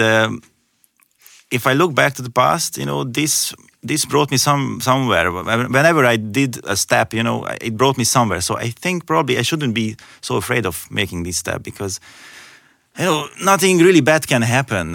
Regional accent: Hungary; moved away as an adult; also born or lived in Ireland / Austria; now in Germany; I'm originally from Hungary

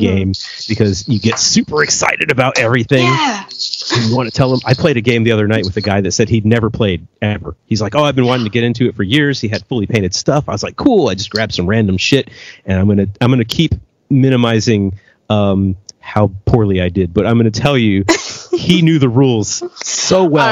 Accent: United States; moved away; I grew up in America

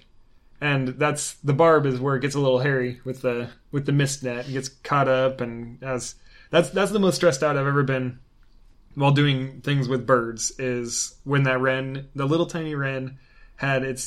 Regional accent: Oregon, United States; moved away; also born or lived in Tallahassee, Florida; We relocated from Tallahassee, Florida, up to our home state of Oregon

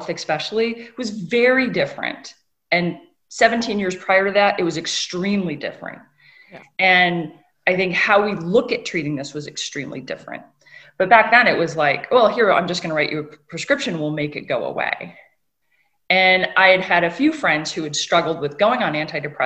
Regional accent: Northern Michigan, United States; I grew up in Northern Michigan on lakes in between the two largest inland lakes

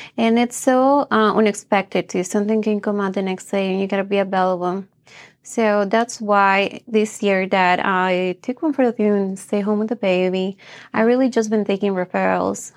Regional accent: Bolivia; moved away; I'm from Bolivia. My mom was a housewife, and my dad did all the work

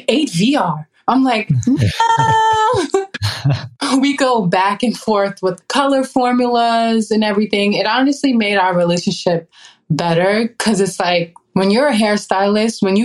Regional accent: Baldwin, New York, United States; I grew up in Baldwin, New York

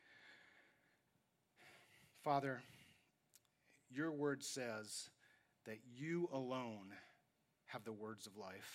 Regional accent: New York, United States; I grew up in New York, and we're kind of cynical there.

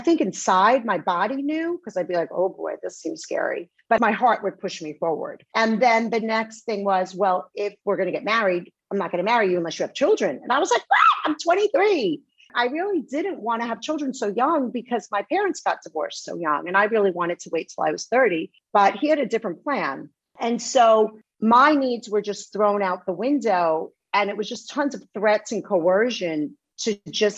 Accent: New York City, New York, United States; I was raised in Bay Ridge, Brooklyn. I'm a Brooklyn girl

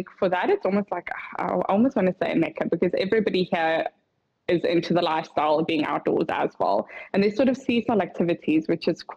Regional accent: South Africa; now in Switzerland; I, as a South African

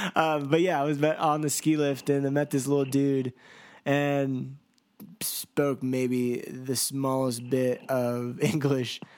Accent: United States; I was from the United States

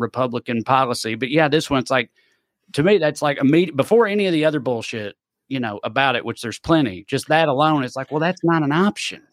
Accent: United States; I'm from Clay County.

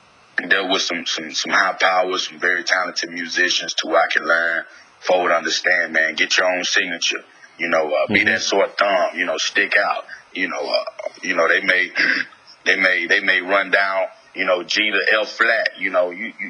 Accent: Houston, Texas, United States; also born or lived in Philadelphia; I'm in Spunkstondelphia. I was born in Philadelphia. {S0} Yep. {S1} Raised in Houston, Texas.

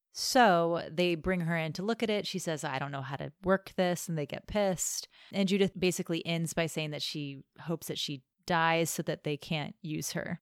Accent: United States; I'm American

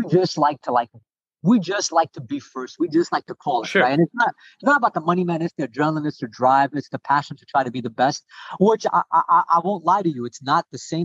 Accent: New York, United States; I'm from New York

